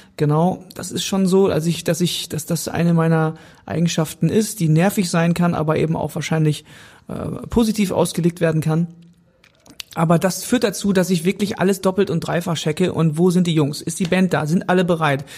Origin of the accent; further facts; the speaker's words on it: North Rhine-Westphalia, Germany; auf dem Fluss hinter unserem Haus wo ich aufgewachsen bin